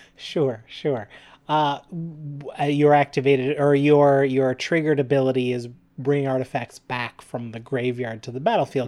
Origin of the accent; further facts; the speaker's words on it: Canada; We're proud Canadian podcasters